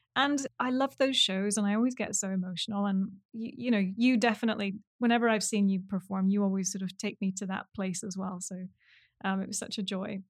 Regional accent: New York City, New York, United States; I'm a musician from New York City and the host of This Next Song's About.

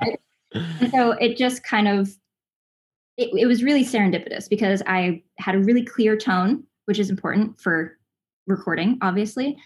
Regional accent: Los Angeles, California, United States; also born or lived in Southern Indiana; I grew up in Los Angeles, um, but I'm from Southern Indiana

